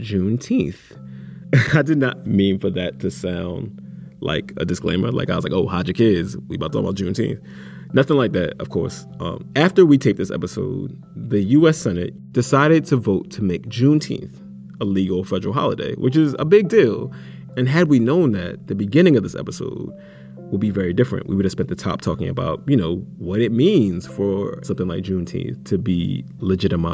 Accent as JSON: {"language": "English", "town": "Philadelphia", "region": "Pennsylvania", "country": "United States", "tie": "born or raised there", "said": "Black festivals in Philly in mm-hmm. the summertime, like Odun Day, which is this, you know, gigantic festival that is literally around the corner from the house I grew up"}